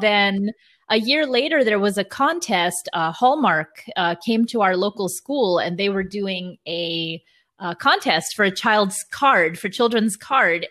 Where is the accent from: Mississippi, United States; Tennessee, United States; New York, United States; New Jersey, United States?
New York, United States; New York City; I'm originally from New York, but, uh, parents are from Israel